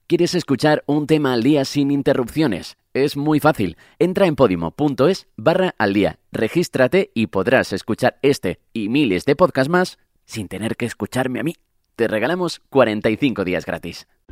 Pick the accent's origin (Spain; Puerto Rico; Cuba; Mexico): Spain; somos españoles, es que lo vivimos desde dentro, es que realmente fue nuestro país donde ocurrió todo esto